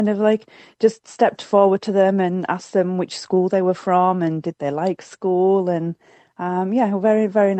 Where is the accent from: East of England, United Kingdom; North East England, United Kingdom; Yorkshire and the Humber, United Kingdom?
Yorkshire and the Humber, United Kingdom; Ripon; moved away; Ripon, which is a town that I was born and bred in Yorkshire in the UK.